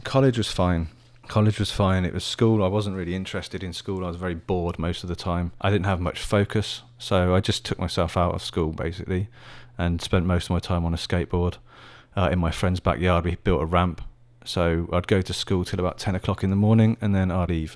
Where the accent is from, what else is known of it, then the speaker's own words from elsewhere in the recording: Oxfordshire, South East England, United Kingdom; also born or lived in Middlesbrough / Birmingham; now in Taiwan; where I grew up in Oxfordshire, where there's a palace called Blenheim Palace